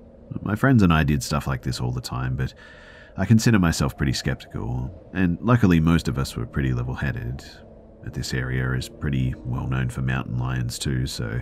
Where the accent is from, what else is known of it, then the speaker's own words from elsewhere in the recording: California, United States; So I grew up in Orange County, CA, but there were some real wild areas around us, believe it or not.